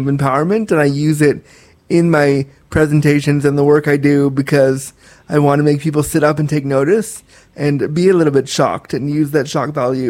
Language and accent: English; Orange County, California, United States; born there; I was born in California, in the OC.